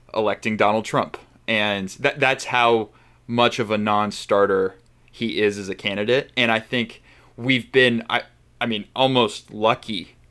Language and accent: English; Arizona, United States; I grew up in Arizona